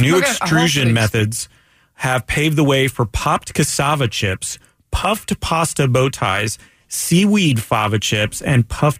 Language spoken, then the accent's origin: English; Daytona Beach, Florida, United States; I'm from Daytona Beach. Raised in Daytona Beach.